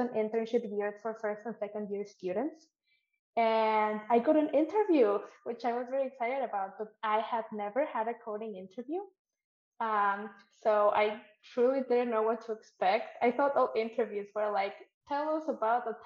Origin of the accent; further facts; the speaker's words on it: Mexico; moved away as an adult; now in Canada; I'm from Mexico, where paid internships are not really a thing that exists.